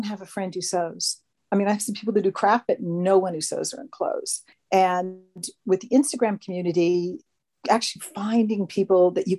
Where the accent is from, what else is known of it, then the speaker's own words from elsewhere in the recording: Hawaii, United States; now in Hobart, Australia; I live in Hobart. So in Hobart, you know, I grew up in Hawaii.